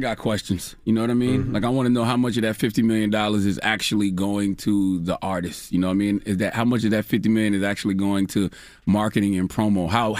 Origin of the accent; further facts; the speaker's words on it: Moncks Corner, South Carolina, United States; when I was a young lad growing up in Monk's Corner, South Carolina, dropping the clues bombs from Monk's Corner, South Carolina, I used to smoke a lot of weed.